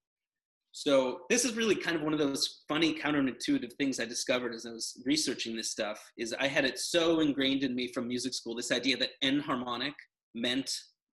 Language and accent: English; United States; I'm American